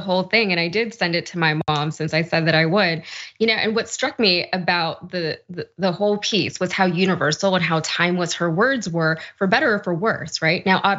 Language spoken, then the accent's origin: English; Connecticut, United States; My parents immigrated to Queens, and my brothers and I were born in Connecticut. Now, we're full American